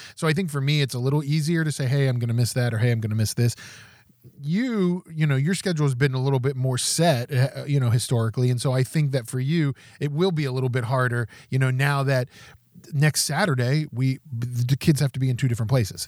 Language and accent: English; West Virginia, United States; moved away; I'm from West Virginia originally